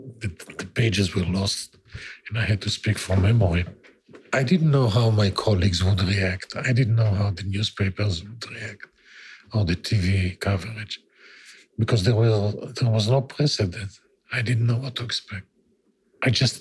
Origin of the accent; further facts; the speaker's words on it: Israel; when I grew up in Israel, Israel was really threatened